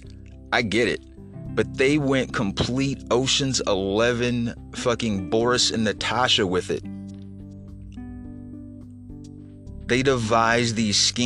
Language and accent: English; Midwest, United States; I'm from the Midwest